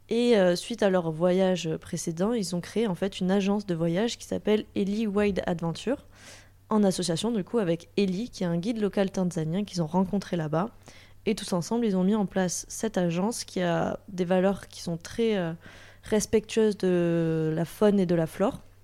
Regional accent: Toulouse, Occitania, France; je viens de Toulouse

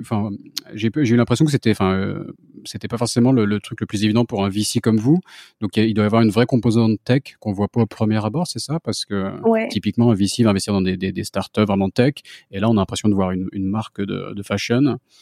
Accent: France; je suis français moi-même

